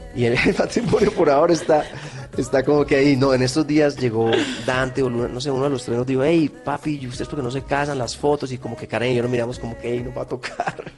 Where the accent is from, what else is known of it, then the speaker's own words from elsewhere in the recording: Colombia; yo soy un colombiano